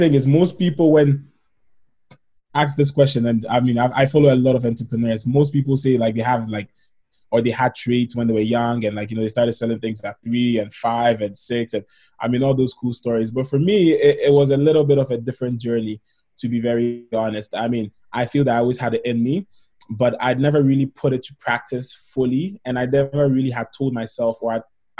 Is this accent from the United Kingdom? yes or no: no; Ghana; moved away as an adult; now in Canada; in terms of my background, I'm from Ghana in West Africa.